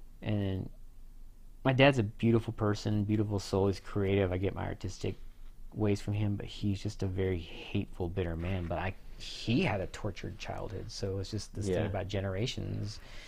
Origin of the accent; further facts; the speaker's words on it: California, United States; moved away; when we moved to Arkansas from California. Everyone was always like, "You're different."